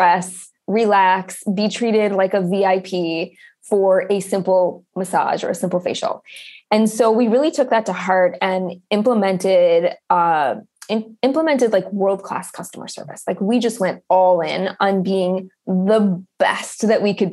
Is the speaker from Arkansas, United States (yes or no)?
no; Upper Michigan, United States; I grew up in Upper Michigan in a very small town, which is where I've circled back to and where I'm living again now.